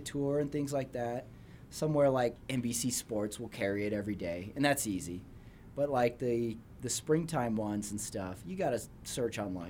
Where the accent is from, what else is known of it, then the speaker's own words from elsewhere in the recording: El Paso, Texas, United States; moved away; I'm from El Paso, Texas